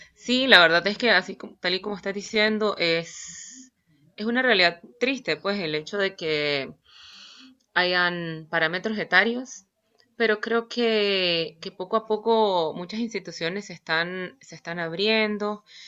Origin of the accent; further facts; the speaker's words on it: Managua, Nicaragua; yo soy de Nicaragua eh, y soy de Managua. Estudié en Managua